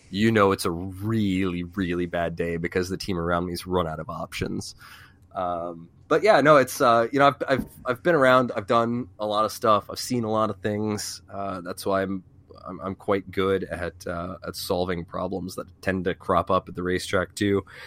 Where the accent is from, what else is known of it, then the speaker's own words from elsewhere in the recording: VIR, Virginia, United States; also born or lived in Falls Church, Virginia; I grew up around V I R